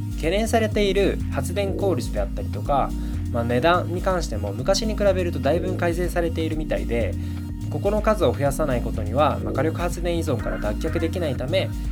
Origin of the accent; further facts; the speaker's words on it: Genkai, Saga, Japan; 僕はですね佐賀県の玄海町という人口が6,000人弱くらいの町の出身なんですが